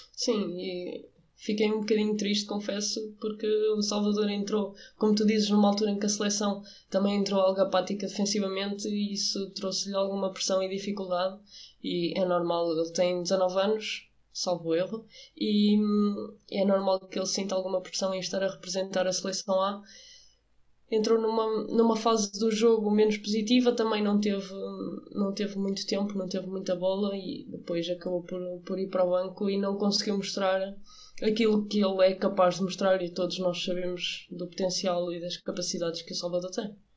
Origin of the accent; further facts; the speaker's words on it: Portugal; eu como portuguesa e como treinadora